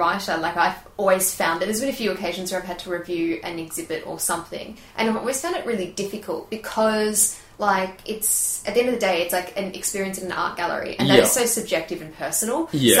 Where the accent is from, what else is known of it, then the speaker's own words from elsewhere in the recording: Victoria, Australia; now in Melbourne, Australia; we live and work in Melbourne, but we're not originally from Melbourne.